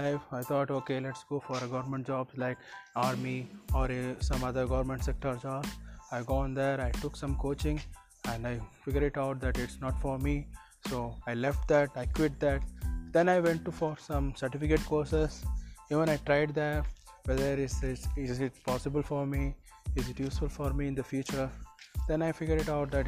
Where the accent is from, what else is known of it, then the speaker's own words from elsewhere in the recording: Hyderabad, Telangana, India; I am from Hyderabad